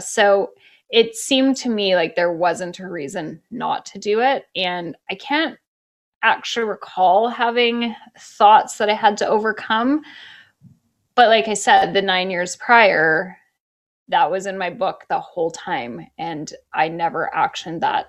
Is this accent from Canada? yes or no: yes; Canada; moved away as an adult; also born or lived in Toronto, Canada; now in New York, United States; I'm Canadian.